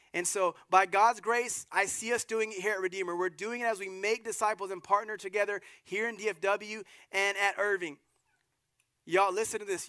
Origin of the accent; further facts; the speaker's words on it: Germany; moved away; the little town I was born in Germany